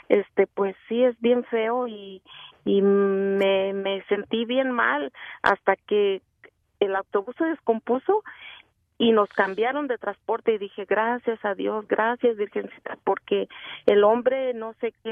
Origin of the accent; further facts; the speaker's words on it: Mexicali, Baja California, Mexico; yo soy de Mexicali.